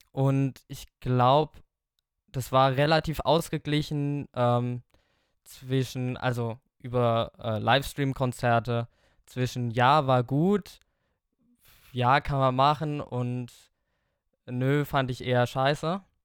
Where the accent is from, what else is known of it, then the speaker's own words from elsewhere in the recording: Hofstetten, Bavaria, Germany; ich komme aus Hofstetten bei Schöllkrippen also das sind jetzt ja so ungefähr 20 Kilometer von Aschaffenburg